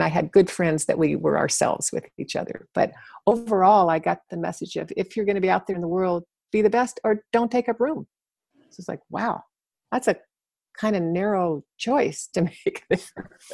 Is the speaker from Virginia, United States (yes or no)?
yes; Arlington, Virginia, United States; I grew up in Arlington, Virginia, right next to Washington, D.C.